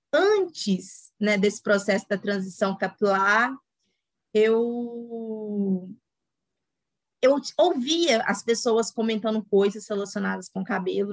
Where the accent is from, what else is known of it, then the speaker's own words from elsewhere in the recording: Itabirito, Minas Gerais, Brazil; sou de uma cidade aqui do interior de Minas, Itabirito